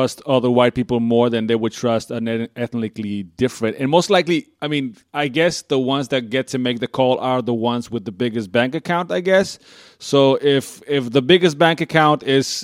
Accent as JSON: {"language": "English", "country": "Bolivia", "tie": "born or raised there", "moved": "yes", "said": "I was born and raised in Bolivia"}